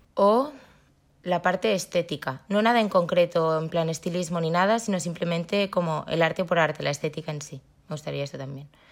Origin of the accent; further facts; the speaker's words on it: Barcelona, Catalonia, Spain; Soy de Barcelona